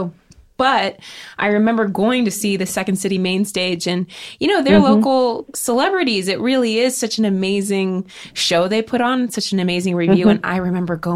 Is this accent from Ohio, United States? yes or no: yes; Ohio, United States; now in Los Angeles, United States; I live in Los Angeles. Okay. I grew up in Ohio, though